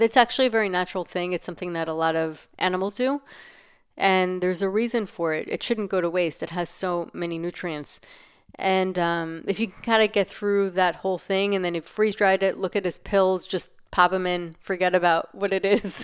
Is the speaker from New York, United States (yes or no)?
yes; New York, United States; living in New York, growing up in New York